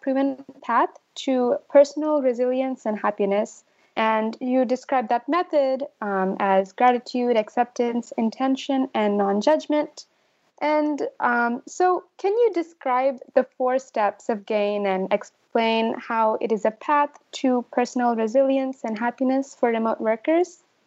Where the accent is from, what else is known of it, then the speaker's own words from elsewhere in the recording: Dublin, California, United States; I'm actually from Dublin, California, and it's not as red